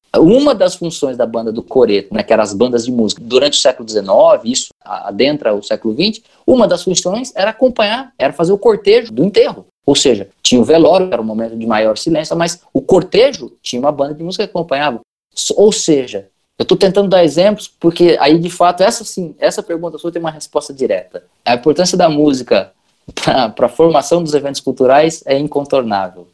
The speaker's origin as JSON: {"language": "Portuguese", "region": "São Paulo", "country": "Brazil", "said": "Eu sou paulista"}